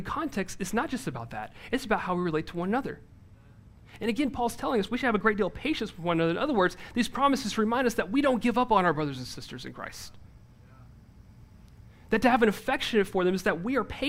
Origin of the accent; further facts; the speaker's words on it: the South, United States; I'm from the South